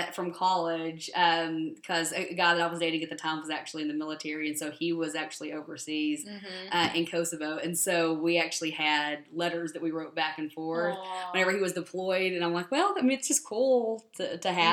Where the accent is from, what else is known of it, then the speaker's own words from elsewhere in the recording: the South, United States; I grew up in the South